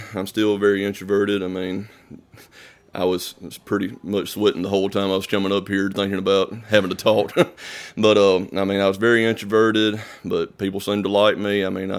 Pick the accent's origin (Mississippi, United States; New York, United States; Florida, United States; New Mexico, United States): Mississippi, United States; Eupora; Eupora, Mississippi. It's a little town, maybe 1,000 people at most. I live off maybe 10 minutes away from Eupora, actually, in a little community called Center.